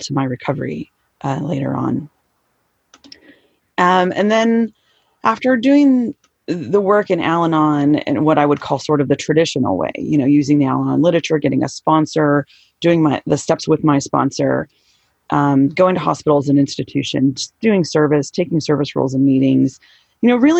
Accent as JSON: {"language": "English", "region": "Southern California", "country": "United States", "tie": "born or raised there", "said": "Okay, so I'm in San Diego now. I grew up in Southern California."}